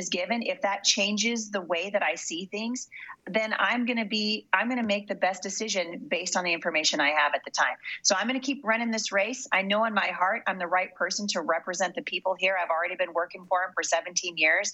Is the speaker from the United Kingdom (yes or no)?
no; Portland, Oregon, United States; moved away; I grew up in Portland